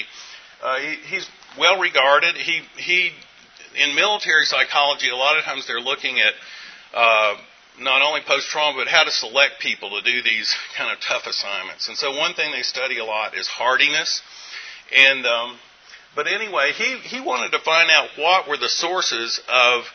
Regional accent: Western North Carolina, United States; moved away; I'm from Western North Carolina

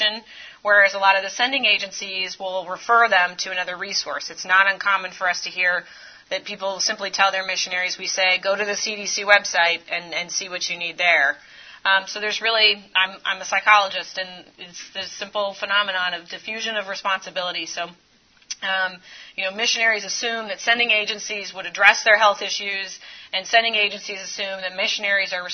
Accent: Florida, United States; I grew up in a really, really small town in Florida.

